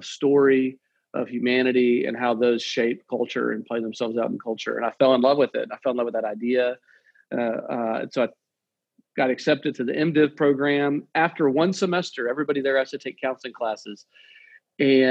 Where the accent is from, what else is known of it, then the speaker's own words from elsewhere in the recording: Nashville, Tennessee, United States; I was born in Nashville